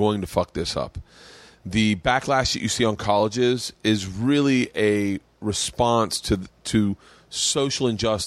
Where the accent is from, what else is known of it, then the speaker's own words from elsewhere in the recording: the South, United States; moved away; I grew up in the South